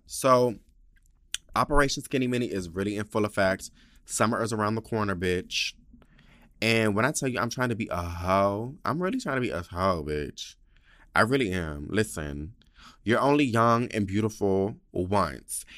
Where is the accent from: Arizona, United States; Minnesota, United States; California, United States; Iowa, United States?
California, United States; San Diego; moved away as an adult; my hometown